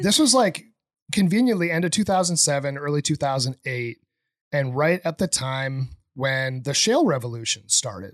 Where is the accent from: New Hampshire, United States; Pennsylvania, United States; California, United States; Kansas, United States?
New Hampshire, United States; moved away as an adult; also born or lived in Boston; I grew up in New Hampshire, um, really in the middle of nowhere.